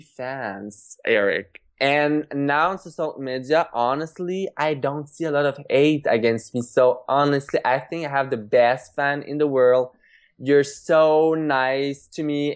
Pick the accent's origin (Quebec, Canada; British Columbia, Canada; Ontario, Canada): Quebec, Canada; Trois-Rivières; back in my hometown, Trois Rivières